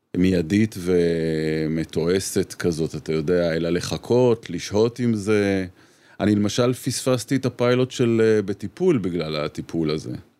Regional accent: Petah Tikva, Central District, Israel; אני גדלתי איתה בפתח תקווה

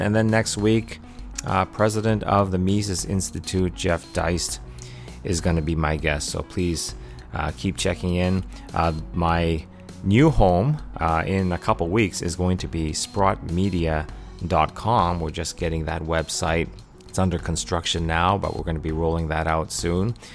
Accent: Canada; I'm a funny Canadian guy

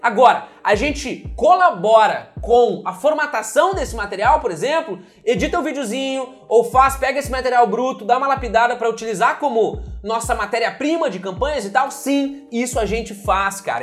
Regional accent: Brazil; moved away as an adult; now in United States; eu, brasileiro

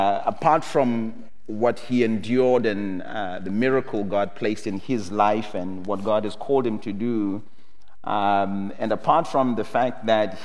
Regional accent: Zimbabwe; I come from Zimbabwe

